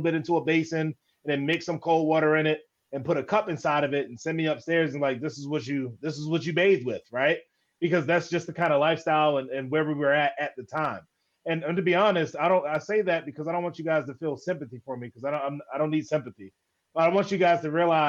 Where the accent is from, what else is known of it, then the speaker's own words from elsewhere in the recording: Baltimore, Maryland, United States; I was born and raised in Baltimore, Maryland